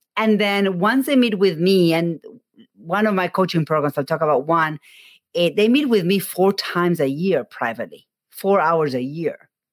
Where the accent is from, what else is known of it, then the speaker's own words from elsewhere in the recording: Argentina; moved away; I am from Argentina